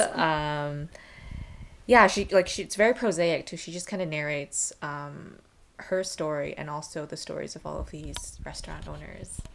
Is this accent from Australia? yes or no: no; Vancouver, British Columbia, Canada; born or raised there